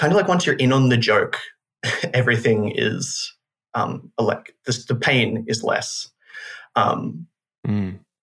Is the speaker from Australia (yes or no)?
yes; Melbourne, Victoria, Australia; I'm from Naarm or Melbourne in Australia